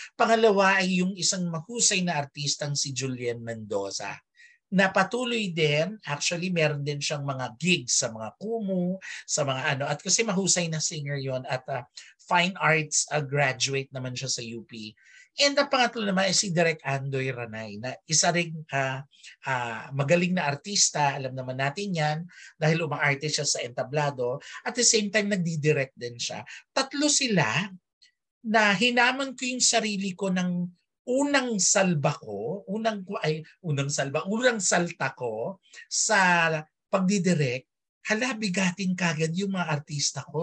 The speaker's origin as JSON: {"language": "Tagalog", "country": "Philippines", "said": "lumaki sa isang Filipino Chinese community because I am a Filipino Chinese"}